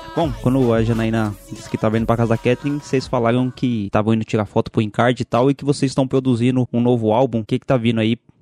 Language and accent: Portuguese; São Paulo, Brazil; eu sou aqui de São Paulo